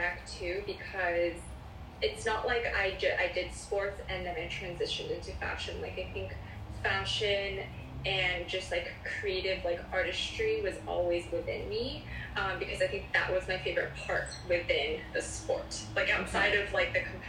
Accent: Culver City, California, United States; also born or lived in Palos Verdes; Born and raised in Los Angeles, Culver City to be exact, and I have been here ever since.

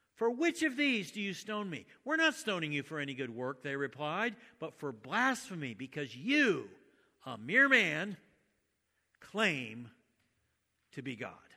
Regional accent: United States; I was born in the United States and my parents were Christian

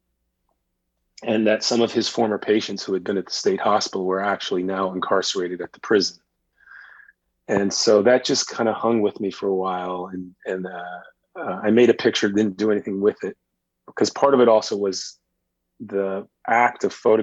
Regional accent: Illinois, United States; moved away; also born or lived in Boston; I grew up in Illinois

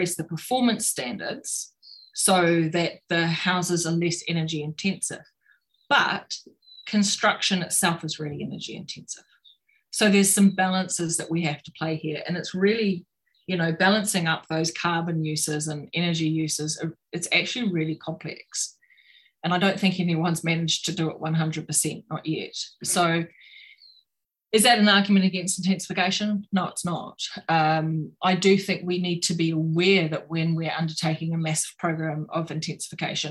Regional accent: Auckland, New Zealand; I grew up in Ponsonby

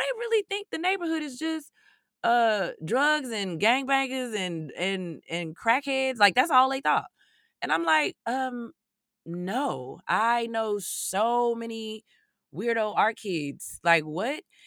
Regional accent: Chicago, Illinois, United States; when you grow up, not only on Chicago's South side, but specifically growing up in Greater Inglewood

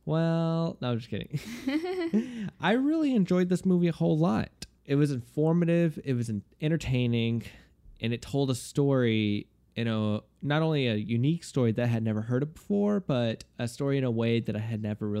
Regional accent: Houston, Texas, United States; I'm from Houston

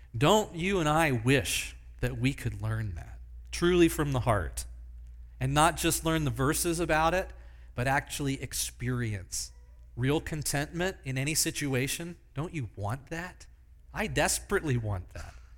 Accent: Pennsylvania, United States; Small church that I grew up in in Pennsylvania

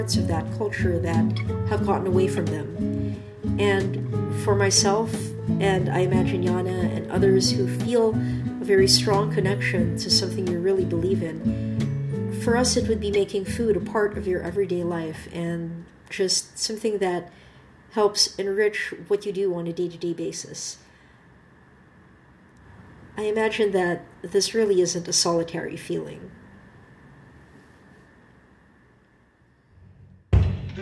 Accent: Manila, Metro Manila, Philippines; now in Canada; Growing up in Manila, both my parents worked long hours

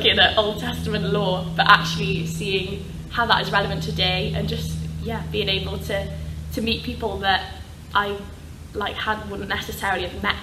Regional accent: Wales, United Kingdom; moved away as an adult; made my way home back to Wales

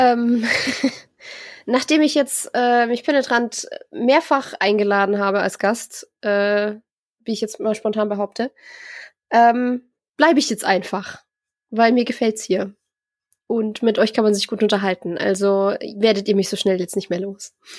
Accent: near Augsburg, Bavaria, Germany; ich bin ja aus der Gegend in der Nähe von Augsburg

